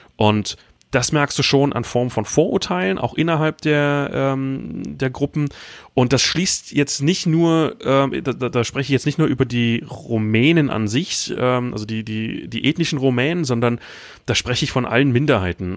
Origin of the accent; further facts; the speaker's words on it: Berlin, Germany; moved away as an adult; also born or lived in Hamburg / Iceland; now in Romania; ich komme ursprünglich aus Berlin